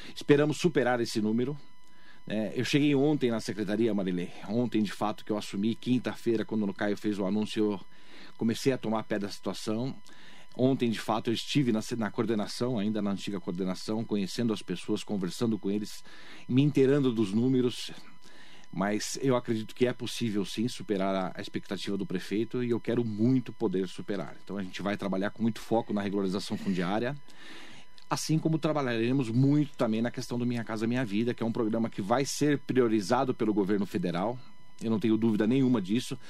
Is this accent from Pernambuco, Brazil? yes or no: no; Mogi das Cruzes, São Paulo, Brazil; moved away; Eu nasci em Mogi das Cruzes e fui me fazer fora da cidade, né? Eu estudei fora da cidade criei minha família fora da cidade